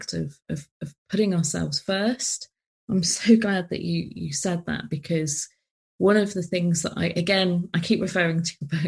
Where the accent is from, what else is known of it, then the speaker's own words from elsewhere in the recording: United Kingdom; especially as British